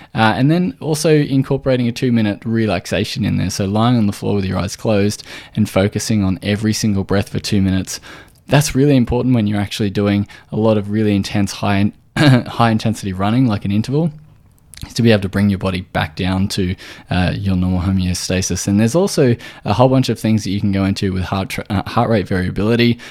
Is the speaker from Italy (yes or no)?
no; Australia